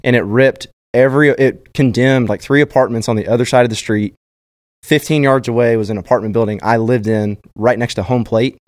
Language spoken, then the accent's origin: English; Austin, Texas, United States; growing up in Austin, obviously, um, I was a freshman in high school